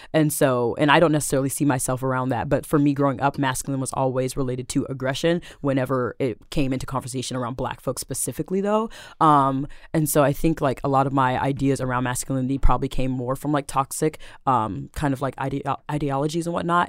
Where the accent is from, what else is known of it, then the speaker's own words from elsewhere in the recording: Seattle, Washington, United States; I am born and raised in Seattle, South Seattle, to be specific, Rainier Beach